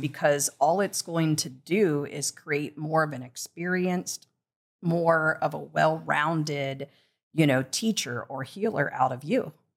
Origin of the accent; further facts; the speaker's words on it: Midwest, United States; now in Los Angeles, United States; growing up in the Midwest